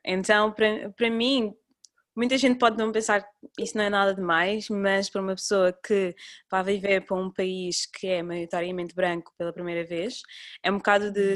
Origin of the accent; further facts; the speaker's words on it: Cape Verde; now in Portugal; Nós, ah, somos de Cabo Verde